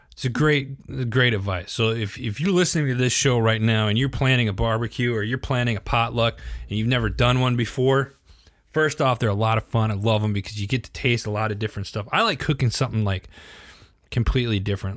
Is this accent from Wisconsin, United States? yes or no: yes; Wisconsin, United States; I'm from Wisconsin